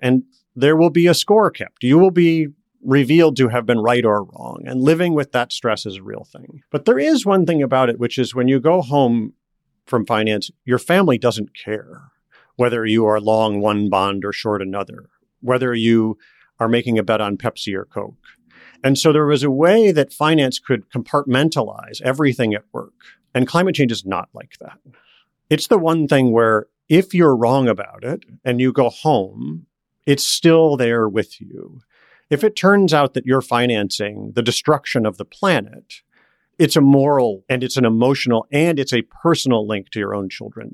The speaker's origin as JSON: {"language": "English", "town": "Detroit", "region": "Michigan", "country": "United States", "tie": "born or raised there", "moved": "as an adult", "said": "I grew up around Detroit"}